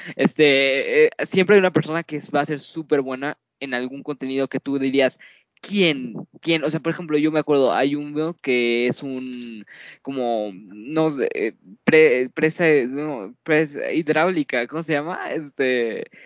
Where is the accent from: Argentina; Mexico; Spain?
Mexico